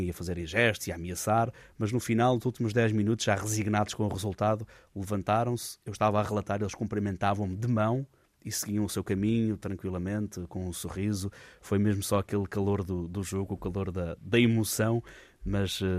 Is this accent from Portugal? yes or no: yes; Fafe, Norte, Portugal; mas é realmente uma, uma terra, a minha terra de Faf, que, que respira Rally